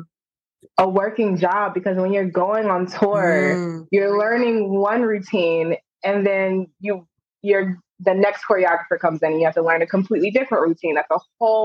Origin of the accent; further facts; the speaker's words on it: Atlanta, Georgia, United States; also born or lived in Turkey; now in Los Angeles, United States; I was originally born in Turkey. I'm a military brat, but I was raised in Atlanta